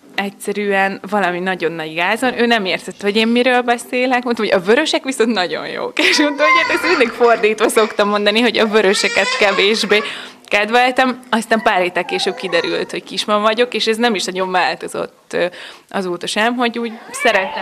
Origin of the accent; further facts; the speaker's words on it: Nemesnádudvar, Bács-Kiskun, Hungary; Én is eh, a környékből származom, a szomszéd településről, Nemesnád udvaron születtem.